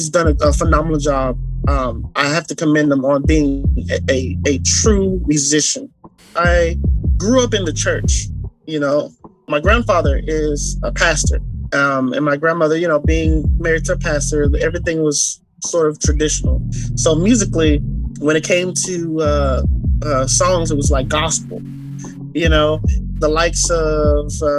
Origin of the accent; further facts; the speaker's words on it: Bahamas; I'm also from the Bahamas. Bahamas is one of those places that, you know, you go and you meet good people. You know, my culture, I don't know what it is, but it could be the water. I don't know. But we are brought up to just love one another.